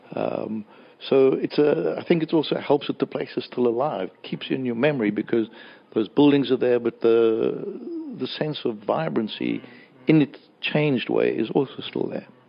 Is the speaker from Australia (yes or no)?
no; Johannesburg, Gauteng, South Africa; I was brought up in Hillbrow